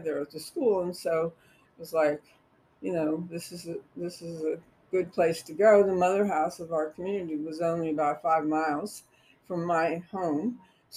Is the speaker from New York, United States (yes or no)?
no; Cincinnati, Ohio, United States; I was born in Cincinnati, in the western part of Cincinnati. And I went to elementary school at our parish school